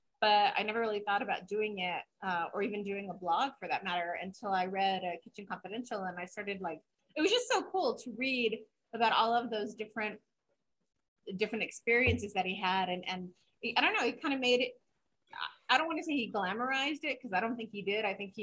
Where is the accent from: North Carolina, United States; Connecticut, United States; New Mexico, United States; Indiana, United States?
New Mexico, United States; Santa Fe; moved away; I grew up in Santa Fe until I was about